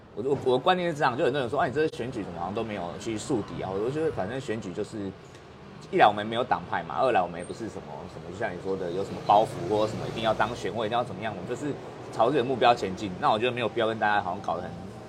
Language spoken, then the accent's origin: Chinese; Kaohsiung, Taiwan; moved away as an adult; also born or lived in Taichung / Nantou; 我在这边长大的，然后就回来，回来当助理